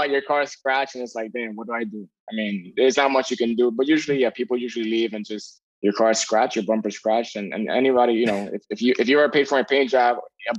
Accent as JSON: {"language": "English", "town": "New York City", "region": "New York", "country": "United States", "tie": "born or raised there", "said": "I grew up in the Bronx. My family's from Dominican Republic, but you know, we moved over here, so born and raised over here"}